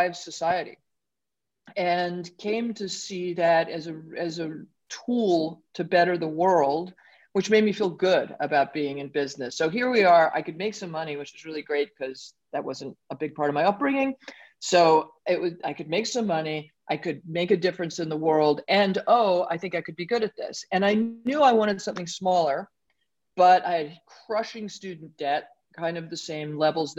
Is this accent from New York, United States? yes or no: yes; New York City, New York, United States; I grew up in Brooklyn